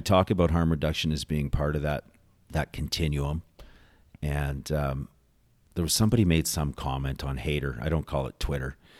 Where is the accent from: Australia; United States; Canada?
Canada; Calgary, Alberta; grew up in Calgary, born in Calgary, went to school in Calgary